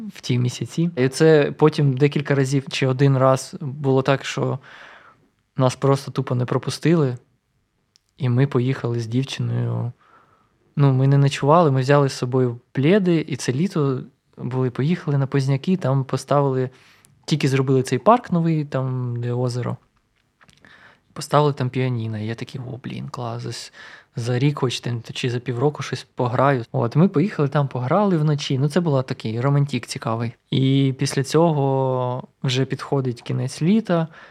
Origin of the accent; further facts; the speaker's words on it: Luhansk, Luhansk Oblast, Ukraine; moved away as an adult; now in Kyiv, Ukraine; я з Луганська і я привик до повільного